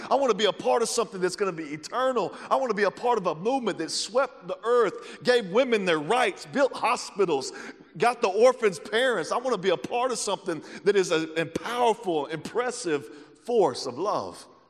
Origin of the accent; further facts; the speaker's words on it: the South, United States; moved away as an adult; now in Kansas City, United States; I'm from the South